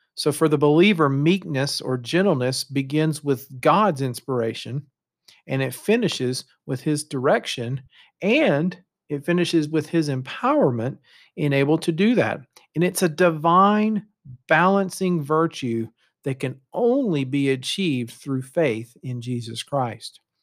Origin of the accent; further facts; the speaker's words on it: United States; moved away as an adult; also born or lived in Canada; our identity as an American